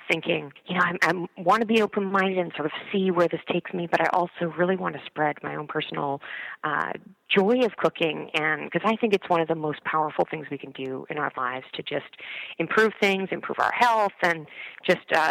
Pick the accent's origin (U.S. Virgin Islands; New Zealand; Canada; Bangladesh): Canada; moved away as an adult; now in New York City, United States; I grew up in Canada, and I moved to New York City about 4 years ago